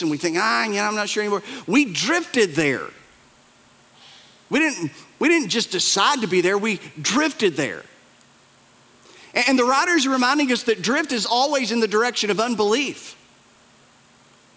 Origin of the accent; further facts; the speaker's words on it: Appalachia, United States; we're from the Bible Belt. We're from Appalachia. We're from the mountains